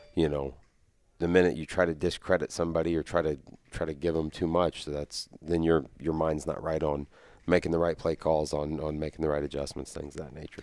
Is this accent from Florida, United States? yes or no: no; near Sterling, Kansas, United States; Sterling's a, you know, that's not very far from my hometown.